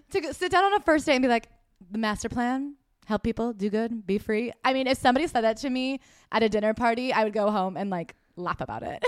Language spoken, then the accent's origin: English; United States; as an American